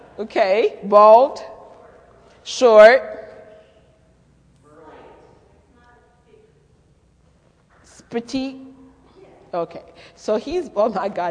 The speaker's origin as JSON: {"language": "English", "country": "Haiti", "tie": "born or raised there", "also_born_or_lived": "Manhattan, New York / Connecticut", "accent": "French, Haitian, Creole, Brooklyn, New York accent", "moved": "yes", "said": "I was born in Manhattan, but I grew up in Haiti, so I would spend a school year in Haiti and the summers in New York. So the accent that you're picking up is a French, Haitian, Creole, Brooklyn, New York accent."}